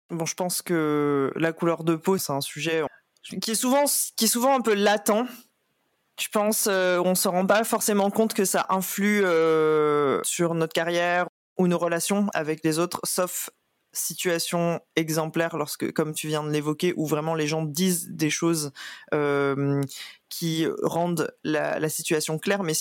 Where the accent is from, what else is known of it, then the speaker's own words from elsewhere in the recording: Réunion; parce qu'on vient de la Réunion en particulier